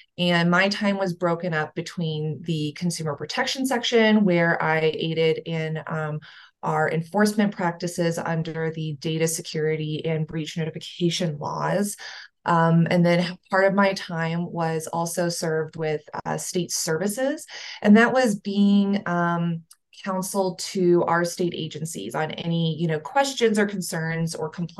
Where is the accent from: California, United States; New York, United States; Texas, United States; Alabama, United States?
Texas, United States; Houston; moved away as an adult; also born or lived in San Diego / Lesotho; now in Denver, United States; I'm originally from the Houston area